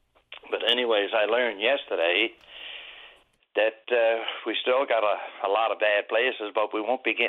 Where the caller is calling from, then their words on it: Southwest Arm area, Newfoundland and Labrador, Canada; I'm calling, we calls it the Southwest Arm area. You leave up in Queens Cove, Northwest Brook area, and you come down to Gooseberry Cove, Southport. That's the last couple of places in the bottom.